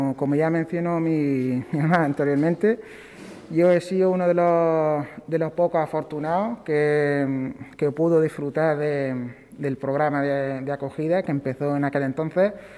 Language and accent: Spanish; Western Sahara; now in Torre Pacheco, Spain; como saharaui que soy